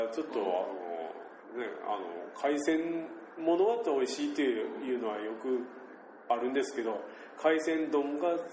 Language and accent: Japanese; Shimabara, Nagasaki, Japan; accent: Shimabara dialect; 我々長崎県の島原市にいますので方言が出ておりますもうほぼ方言で喋っております